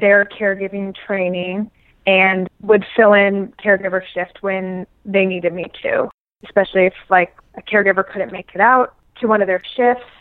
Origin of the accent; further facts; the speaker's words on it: Omaha, Nebraska, United States; also born or lived in New York City; now in New York, United States; I grew up in Omaha, Nebraska